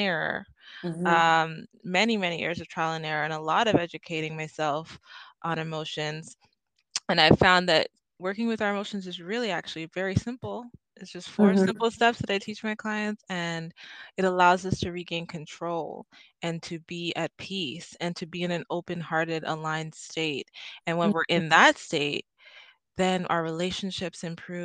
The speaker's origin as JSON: {"language": "English", "country": "Trinidad & Tobago", "moved": "yes", "lives_now": "Canada", "said": "I'm from Trinidad and Tobago originally"}